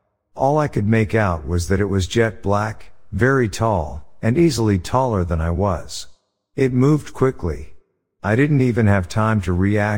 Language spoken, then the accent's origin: English; California, United States; I'm from California, and I was in the northeastern corner of North Carolina the day before Thanksgiving visiting a friend.